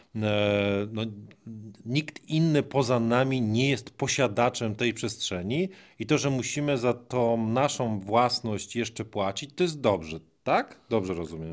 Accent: Greater Poland, Poland; pochodzi tak jak ja z Wielkopolski.

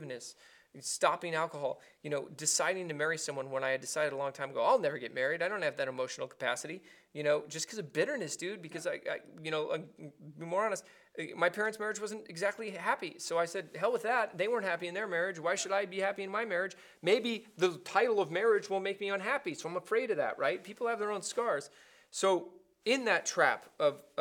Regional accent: Los Angeles, California, United States; I was from Crenshaw, and I used to go to Raider games

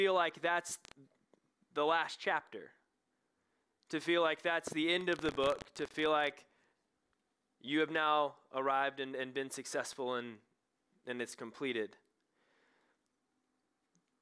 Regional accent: Knoxville, Tennessee, United States; I'm from Knoxville, Tennessee.

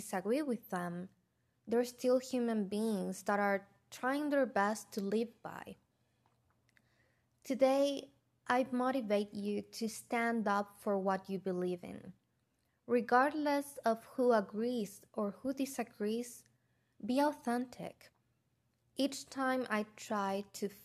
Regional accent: United States

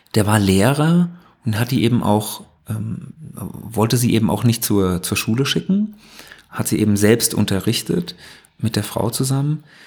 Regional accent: West Germany, Germany; ich als Wessi

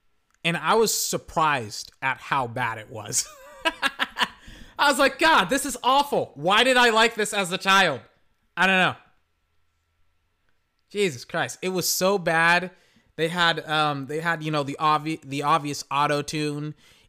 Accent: the South, United States; Maybe it's because I'm from the South.

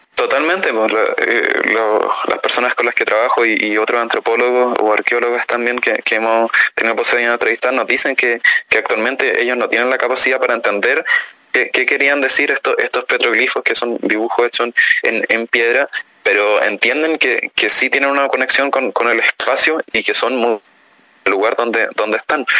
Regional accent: Chile; como país, como Estado chileno

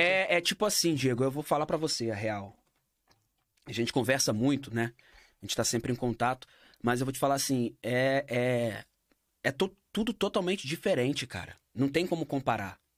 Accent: Rio de Janeiro, Brazil; born or raised there; now in Bern, Switzerland

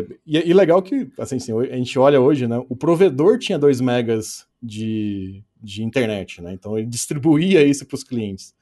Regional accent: Pouso Alegre, Minas Gerais, Brazil; aonde eu moro, próximo da minha família, próximo de onde eu nasci

